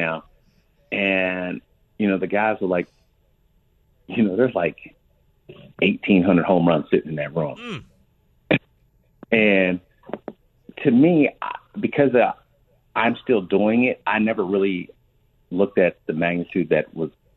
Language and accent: English; outside of Pittsburgh, Pennsylvania, United States; I was born outside of Pittsburgh